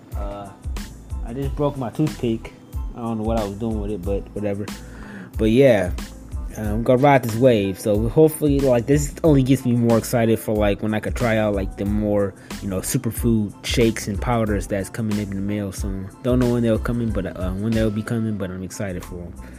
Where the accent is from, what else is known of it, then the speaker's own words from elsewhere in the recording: Detroit, Michigan, United States; I'm from Detroit and stuff, and you know, Detroit ain't the most um, safest city out there, you know. Uh, but I had a pretty good, you know, upbringing